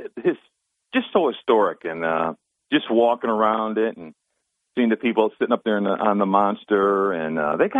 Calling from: Binghamton, New York, United States

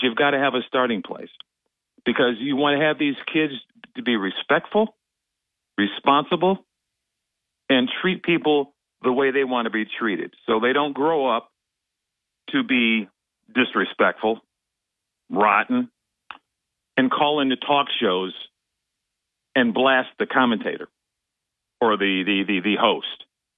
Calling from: Binghamton, New York, United States; Hey, … from Binghamton.

